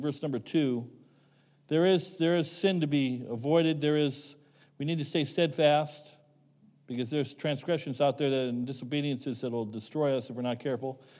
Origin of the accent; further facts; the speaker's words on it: Rock Creek, Ohio, United States; moved away as an adult; I grew up in Rock Creek, Ohio.